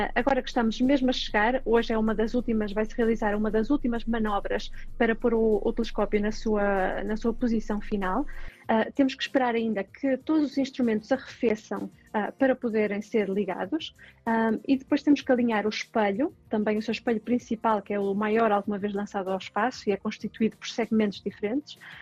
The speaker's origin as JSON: {"language": "Portuguese", "country": "Portugal", "tie": "born or raised there", "said": "Eu venho de uma aldeia, de Fif"}